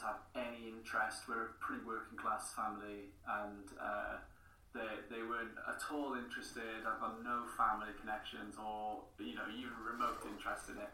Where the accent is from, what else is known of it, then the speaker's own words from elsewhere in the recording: Porthcawl, Wales, United Kingdom; first language English; I'm from Porthcawl, so we're a small town.